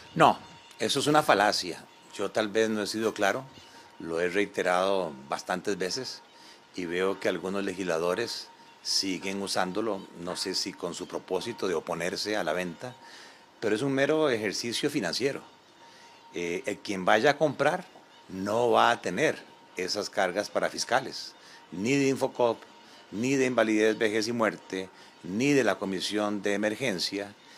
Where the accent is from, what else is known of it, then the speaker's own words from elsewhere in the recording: Costa Rica; como costarricenses